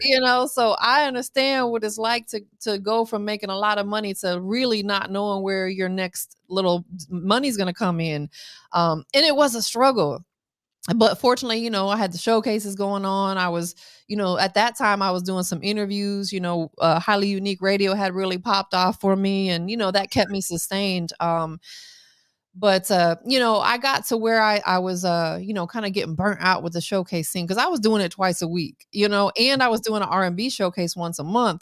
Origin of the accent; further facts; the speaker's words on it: Tampa, Florida, United States; I'm from Tampa